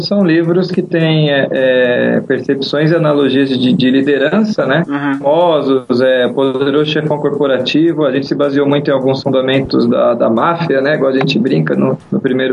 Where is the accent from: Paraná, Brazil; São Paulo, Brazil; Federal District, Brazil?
São Paulo, Brazil; nasci em São Paulo, né? Sou paulista